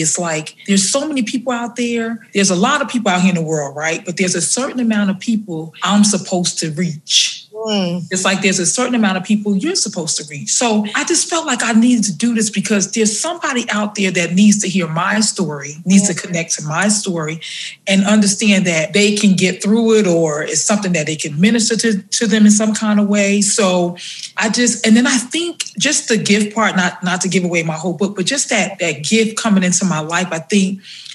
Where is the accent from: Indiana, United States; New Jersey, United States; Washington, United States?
New Jersey, United States; now in South Carolina, United States; I am originally from New Jersey, but I moved here to South Carolina about 21 years